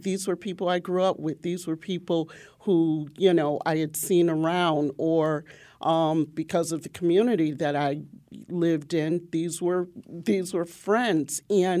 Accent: Waterbury, Connecticut, United States; being from a black community, I'm from the North End or the Long Hill section of Waterbury, where there were very few whites.

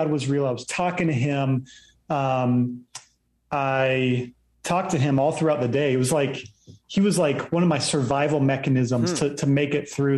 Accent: Virginia Beach, Virginia, United States; Yeah, so I ended up growing up in Virginia Beach and grew up there early on, just going to church each week.

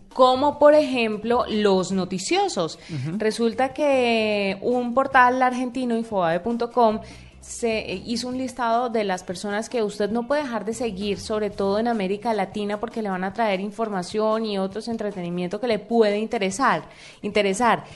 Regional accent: Colombia; siendo uno colombiano

